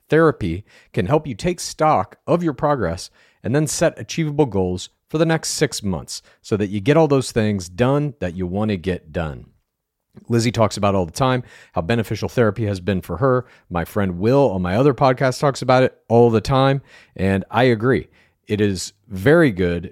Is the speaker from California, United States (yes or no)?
no; Dallas, Texas, United States; moved away; I'm from Dallas originally